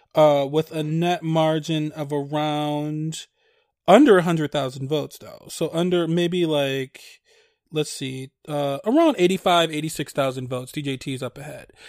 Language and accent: English; Michigan, United States; my home state of Michigan, where I currently